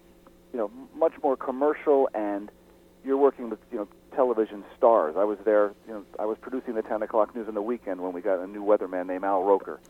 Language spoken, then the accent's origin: English; Connecticut, United States; moved away as an adult; also born or lived in New York City; It was about 60 miles outside of New York where I grew up. I was born in New York City, grew up in Connecticut.